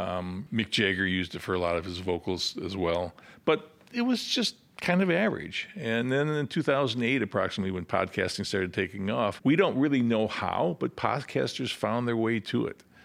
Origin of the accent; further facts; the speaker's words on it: Rockford, Illinois, United States; also born or lived in Urbana, Illinois; I grew up in Rockford, Illinois